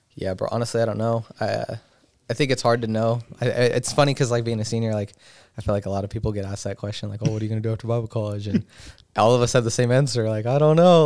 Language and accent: English; Colorado, United States; moved away; I've been born and raised in Colorado